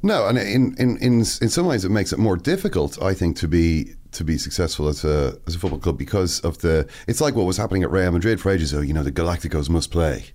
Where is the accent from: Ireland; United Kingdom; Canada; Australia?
Ireland